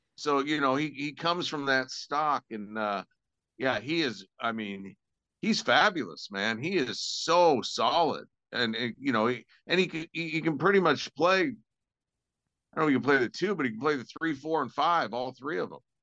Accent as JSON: {"language": "English", "town": "Spokane", "region": "Washington", "country": "United States", "tie": "born or raised there", "said": "I grew up in Spokane"}